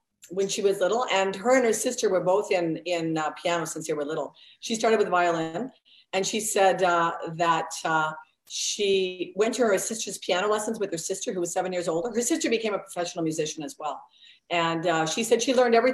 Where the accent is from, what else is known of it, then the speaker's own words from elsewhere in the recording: Oregon, United States; moved away; we're from the States originally, from Oregon